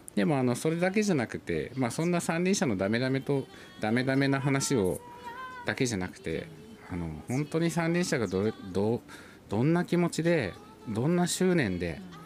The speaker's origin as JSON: {"language": "Japanese", "region": "Ibaraki", "country": "Japan", "tie": "born or raised there", "said": "僕が地元茨城"}